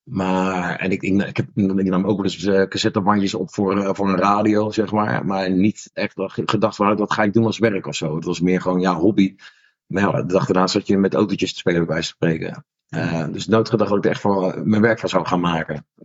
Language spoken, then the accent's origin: Dutch; The Hague, South Holland, Netherlands; ik kom uit Den Haag